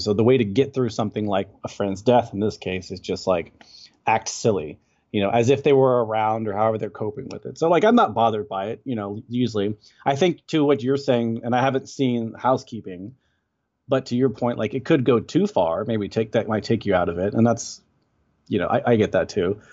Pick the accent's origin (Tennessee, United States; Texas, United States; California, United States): Texas, United States; I'm from Texas, and I'm living in Texas currently